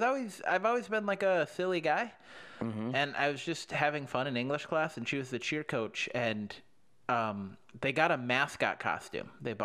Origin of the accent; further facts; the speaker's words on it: Minneapolis, Minnesota, United States; also born or lived in Phoenix, United States; I'm from Minneapolis.